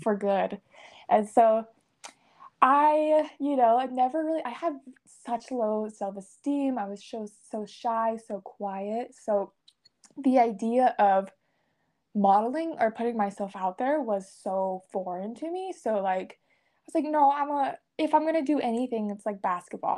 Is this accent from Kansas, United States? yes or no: no; Salt Lake City, Utah, United States; I was born in Salt Lake City, Utah, and I was raised in a very religious atmosphere